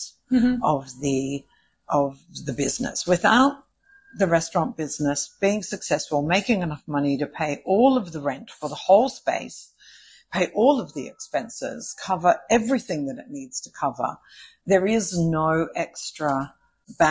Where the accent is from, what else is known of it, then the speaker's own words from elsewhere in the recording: Australia; I'm from Australia